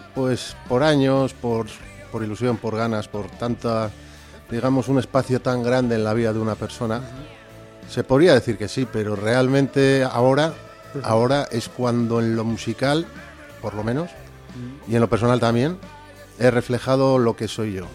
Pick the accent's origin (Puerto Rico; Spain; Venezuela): Spain; Bilbao, Basque Country; also born or lived in Valle de Valdivielso, Burgos; soy de Bilbao